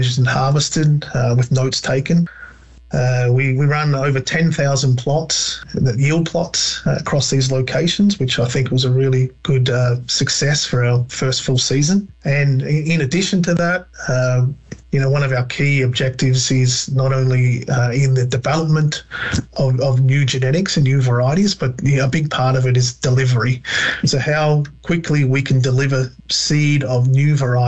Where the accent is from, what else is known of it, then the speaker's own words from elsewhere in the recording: Wimmera, Victoria, Australia; moved away as an adult; now in Canada; I'm Australian. And so I grew up on our family farm in the Wimmera of Victoria in Australia